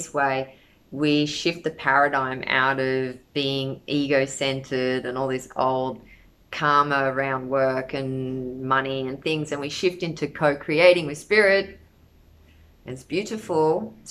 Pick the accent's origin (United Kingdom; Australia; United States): Australia; I come from Australia. Every generation of my family that we know about is Australian